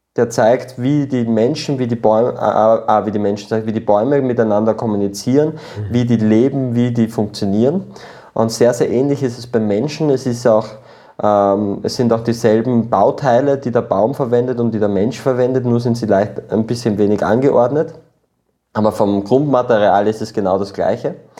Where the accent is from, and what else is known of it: Austria; born or raised there; also born or lived in Peru